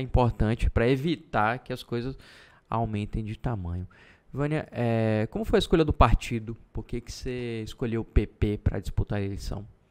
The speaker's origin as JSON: {"language": "Portuguese", "town": "Salvador", "region": "Bahia", "country": "Brazil", "moved": "yes", "lives_now": "Feira de Santana, Brazil", "said": "sou de Salvador"}